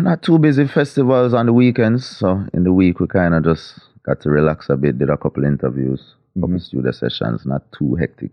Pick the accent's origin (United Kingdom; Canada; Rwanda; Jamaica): Jamaica; Kingston; I grew up in an area called Mona, which is near to Papi, near to the University of the West Indies